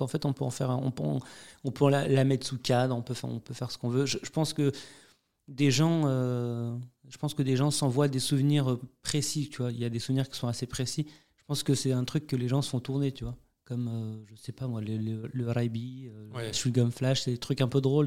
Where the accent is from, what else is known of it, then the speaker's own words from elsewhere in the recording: France; je suis né en France